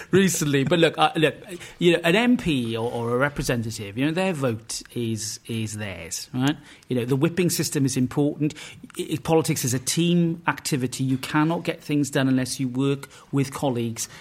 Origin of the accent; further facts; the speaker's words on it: Wales, United Kingdom; As a Welshman